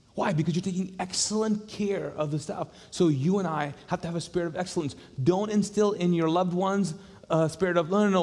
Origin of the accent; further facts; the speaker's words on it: Kuwait; now in Charlotte, United States; I grew up in the Middle East